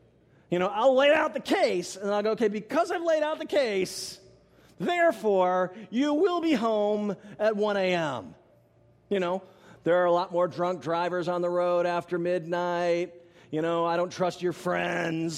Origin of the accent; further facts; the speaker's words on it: Tallahassee, Florida, United States; I'm back in my hometown of Tallahassee, Florida